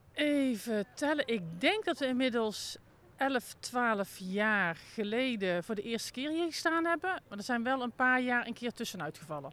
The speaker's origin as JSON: {"language": "Dutch", "region": "North Brabant", "country": "Netherlands", "said": "Ik kom zelf uit Brabant"}